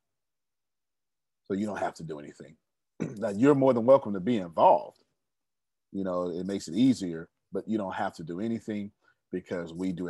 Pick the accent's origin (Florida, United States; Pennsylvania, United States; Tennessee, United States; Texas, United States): Texas, United States; I'm from Texas.